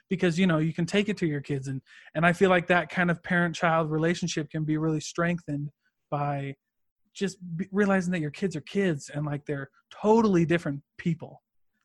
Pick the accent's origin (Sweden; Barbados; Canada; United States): United States; Midwest; I grew up in the Midwest, very like farming, factory, small town